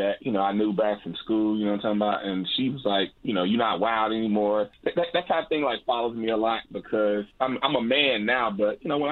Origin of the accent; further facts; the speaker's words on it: Galveston, Texas, United States; Went out on a date to a local bar in my hometown. And you know, it's kind of like a small town. And you know, where I know everybody out in Galveston